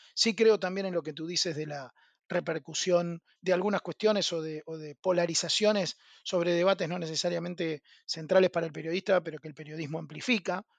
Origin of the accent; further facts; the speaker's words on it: Argentina; soy argentino